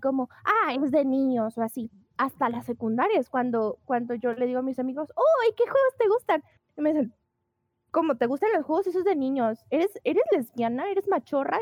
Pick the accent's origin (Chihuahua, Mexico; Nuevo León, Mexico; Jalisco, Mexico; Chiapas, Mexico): Jalisco, Mexico; Guadalajara; yo soy de Guadalajara, Jalisco, México.